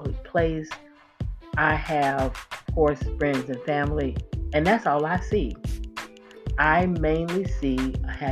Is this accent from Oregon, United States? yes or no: no; Florida, United States; I grew up in Florida